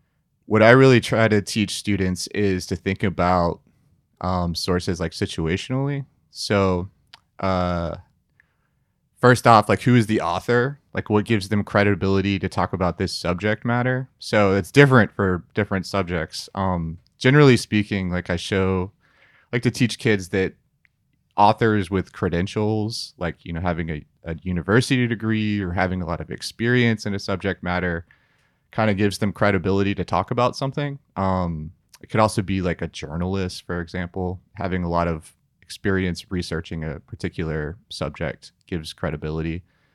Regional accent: Sewanee, Tennessee, United States; I grew up in Suwanee, Tennessee for a couple of years.

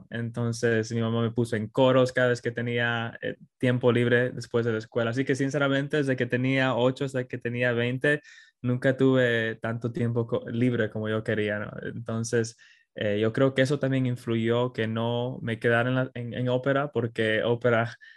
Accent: Queens, New York, United States; sí, pero desde ahí me crié en Queens, eh, fui a escuela en Queens.

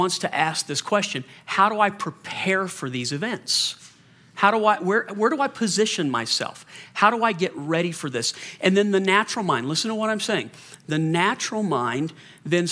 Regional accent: the South, United States; I grew up in the South. We had hurricanes in the South

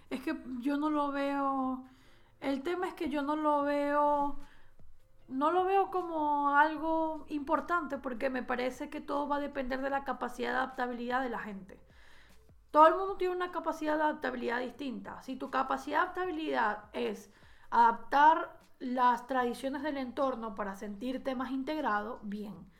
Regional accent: Venezuela; now in Spain; nosotros venezolanos lo podemos entender más que nadie, que salimos escapando de Venezuela

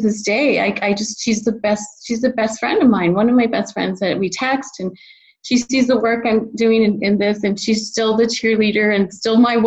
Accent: El Paso, Texas, United States; moved away; El Paso, my hometown, which is a border town right across is Juarez, Mexico

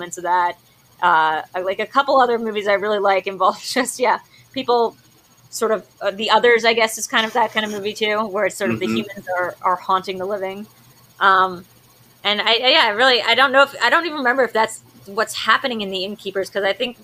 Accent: Delaware, United States; moved away; we're both from Delaware

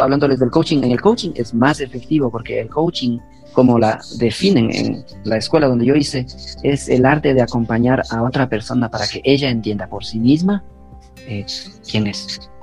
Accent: Tungurahua, Ecuador; moved away as an adult; also born or lived in Honduras / Chibuleo; Tungurahua, que es la provincia de donde yo soy

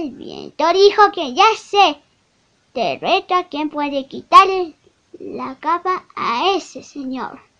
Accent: Mexico; Soy un niño de México de 7 años.

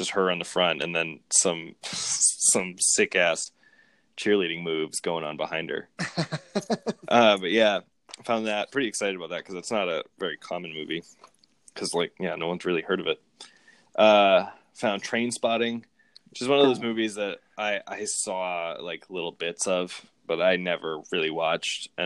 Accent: Massachusetts, United States; moved away; I'm from Massachusetts

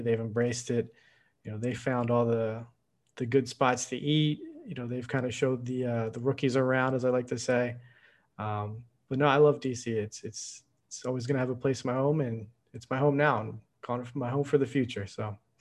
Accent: Philadelphia, Pennsylvania, United States; moved away as an adult; now in Washington, D.C., United States; we're from Philadelphia, right outside of Philadelphia.

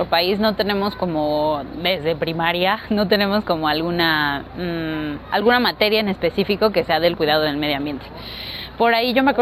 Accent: Mexico City, Mexico

